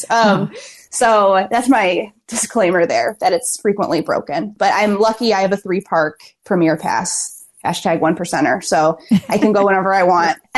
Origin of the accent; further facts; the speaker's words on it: Kissimmee, Florida, United States; I'm from Kissimmee, Florida.